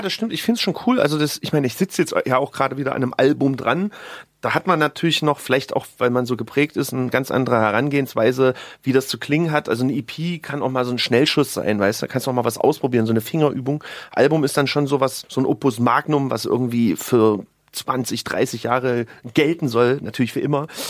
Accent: Leipzig, Saxony, Germany; moved away; meine alte Heimat

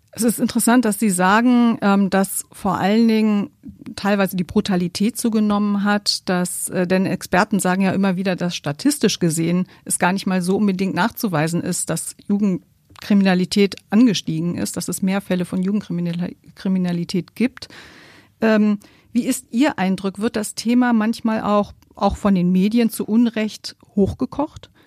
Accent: Germany; Bei uns in Deutschland

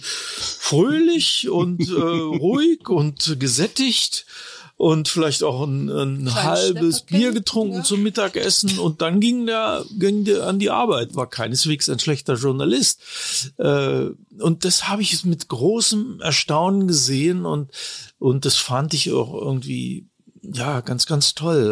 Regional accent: Braunschweig, Lower Saxony, Germany; moved away as an adult; also born or lived in Italy; now in Munich, Germany; ich bin ja von, von Braunschweig, meiner Heimatstadt aus, nach München gekommen

